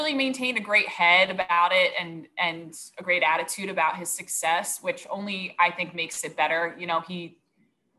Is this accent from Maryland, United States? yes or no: no; Delran, New Jersey, United States; I grew up in Dalaran